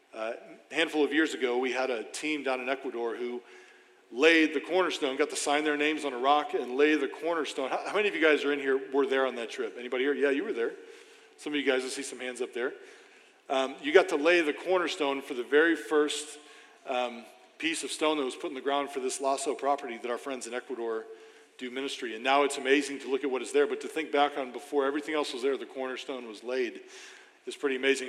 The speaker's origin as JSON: {"language": "English", "town": "St. Charles", "region": "Missouri", "country": "United States", "tie": "born or raised there", "lives_now": "Granite City, United States", "said": "I grew up in St. Charles my whole life"}